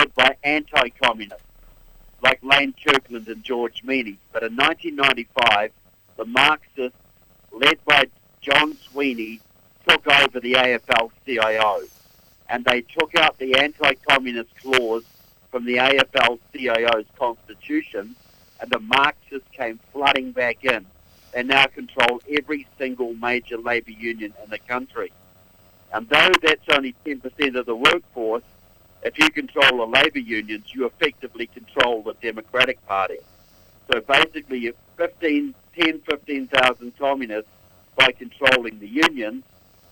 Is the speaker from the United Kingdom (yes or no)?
no; New Zealand; moved away as an adult; now in United States; I'm from New Zealand.